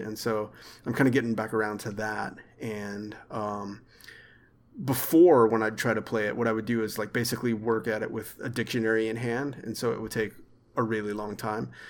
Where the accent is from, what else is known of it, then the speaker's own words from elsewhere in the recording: Arkansas, United States; also born or lived in Texas / central Texas; I was born in Texas, but I'm from Arkansas. But I spent a lot of years in central Texas, too